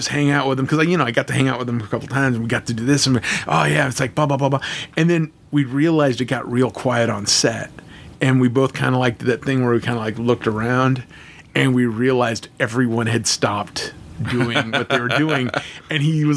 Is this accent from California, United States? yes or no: yes; Los Angeles, California, United States; me being from Los Angeles, I grew up in North Hollywood, California